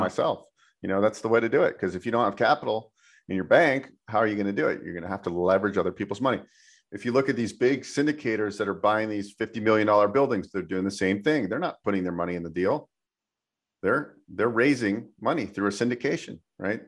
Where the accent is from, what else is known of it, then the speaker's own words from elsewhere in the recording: San Francisco Bay Area, California, United States; moved away as an adult; also born or lived in Incline Village, Nevada; I grew up in California in the San Francisco Bay Area, and then I relocated to uh, Nevada